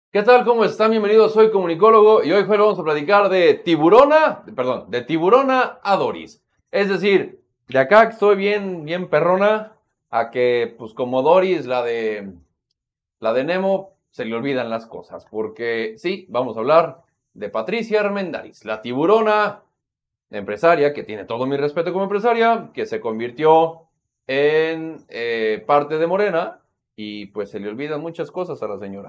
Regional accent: Mexico; como mexicanos y como mexicanas

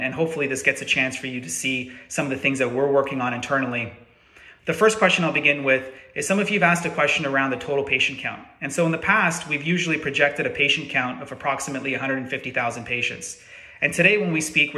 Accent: Canada; as a Canadian myself

